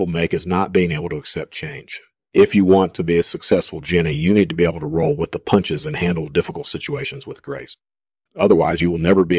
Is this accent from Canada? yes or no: no; Ningbo, Zhejiang, China; Well, I grew up in Ningpo, China, and I was always fascinated by the supernatural.